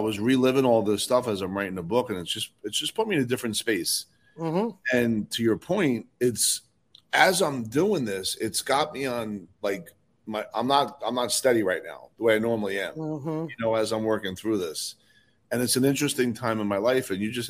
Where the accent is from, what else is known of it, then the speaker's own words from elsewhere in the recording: New Jersey, United States; I'm from New Jersey